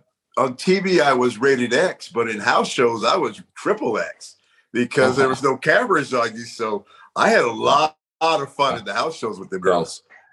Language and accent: English; San Jose, California, United States; San Jose, my hometown